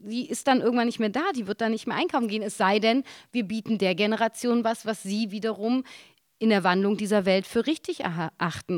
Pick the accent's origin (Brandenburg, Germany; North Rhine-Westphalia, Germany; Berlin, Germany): Berlin, Germany; als Berlinerin